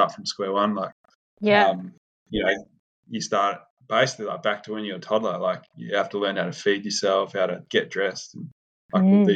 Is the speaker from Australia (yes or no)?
yes; Western Australia, Australia; I grew up in Western Australia